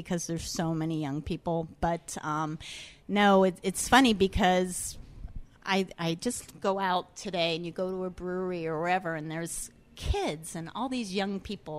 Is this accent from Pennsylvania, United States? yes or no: yes; Pittsburgh, Pennsylvania, United States; moved away as an adult; also born or lived in Miami / Hong Kong / Washington, D.C. / New York City; I was born in Pittsburgh. I'm a Pittsburgh girl. But I like to tell people I moved away.